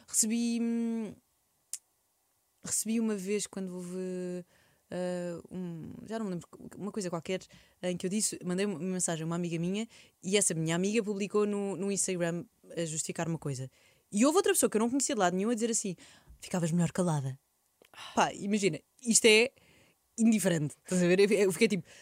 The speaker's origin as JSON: {"language": "Portuguese", "country": "Portugal"}